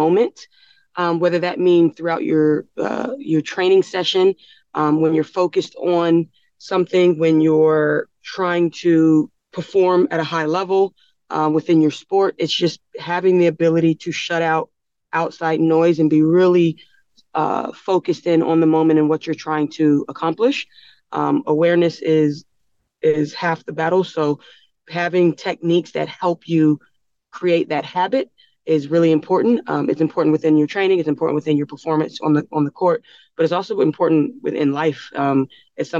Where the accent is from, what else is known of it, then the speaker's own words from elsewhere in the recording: United States; moved away as an adult; now in Australia; I'm from America